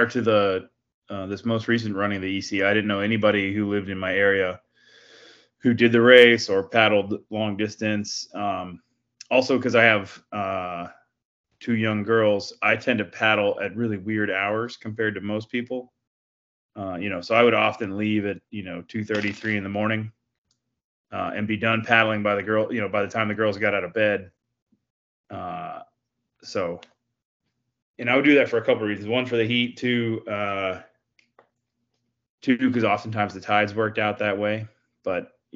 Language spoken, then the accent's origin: English; Dallas, Texas, United States; moved away as an adult; now in Fort Lauderdale, United States; I'm from Dallas, Texas. And I currently live in Fort Lauderdale, Florida. I left Texas to join the crew of a private yacht